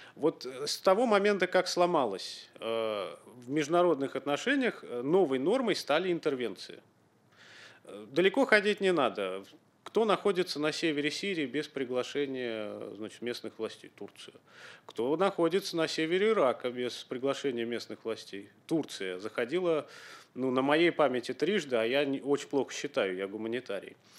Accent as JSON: {"language": "Russian", "country": "Ukraine", "tie": "born or raised there", "moved": "yes", "said": "Я родился на Украине, я учился на Украине."}